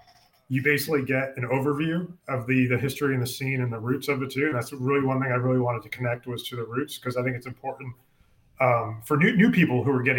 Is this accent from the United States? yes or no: yes; New York, United States; also born or lived in Pennsylvania; now in Texas, United States; originally from New York, and we're moving from New York to Texas. In between, I lived in Pennsylvania for about a year.